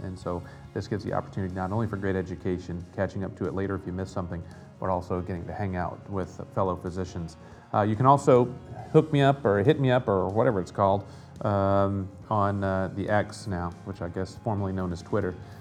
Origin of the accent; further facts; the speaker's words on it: the South, United States; growing up in the South